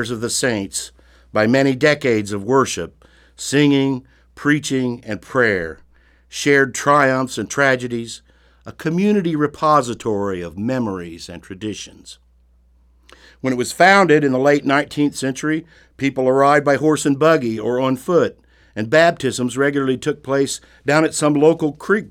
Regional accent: Brown County, Indiana, United States; When I was growing up in Brown County, my family attended a little country church

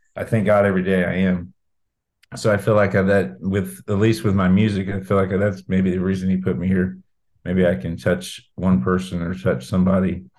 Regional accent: Brown County, Indiana, United States; moved away as an adult; also born or lived in Martinsville / Bloomington / Vincennes / Greenwood; now in Georgia, United States; I live in Georgia now, but I am from Brown County. Um, I, I, graduated in 1997.

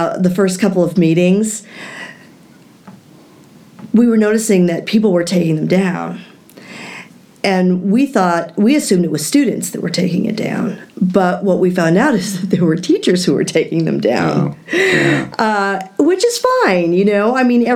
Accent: a small town in Michigan, United States; also born or lived in Manhattan, New York / New Jersey / Vermont; now in Brown County, Indiana, United States; I'm originally from a small town in Michigan, so I'm a Midwesterner by birth

